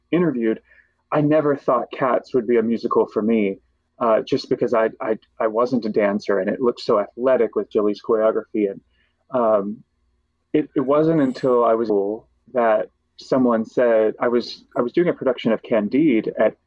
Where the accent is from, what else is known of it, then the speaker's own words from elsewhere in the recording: Kentucky, United States; I grew up in Kentucky, so our main outlet was sort of Nashville